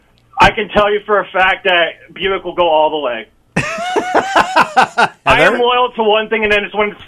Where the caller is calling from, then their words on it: Des Moines, Iowa, United States; I'm on my way to work in East Des Moines.